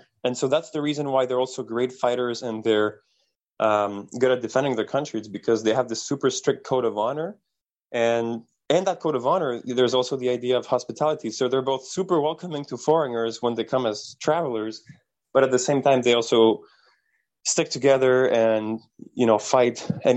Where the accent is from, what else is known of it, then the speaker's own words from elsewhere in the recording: Canada; as a Canadian